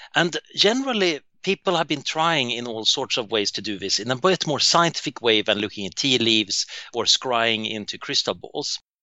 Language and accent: English; Sweden; So, I grew up in Sweden in the 1970s, and it was pretty boring